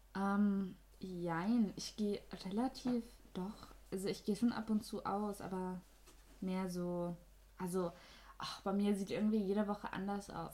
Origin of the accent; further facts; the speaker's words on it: Austria; accent: Austrian rolled R; Also ich komme aus Österreich man hört es, uh. glaube ich, an dem R, ne?